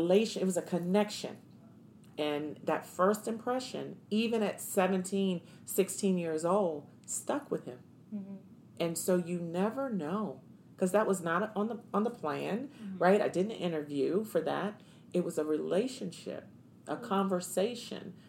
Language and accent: English; Washington, District of Columbia, United States; moved away as an adult; now in Arizona, United States; I'm from Washington, D.C.